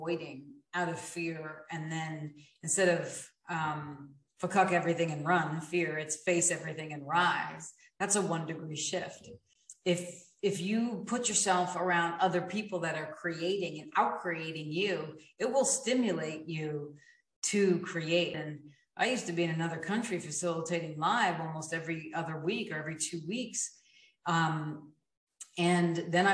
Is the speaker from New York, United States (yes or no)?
yes; New York, United States; I'm a New Yorker in my blood.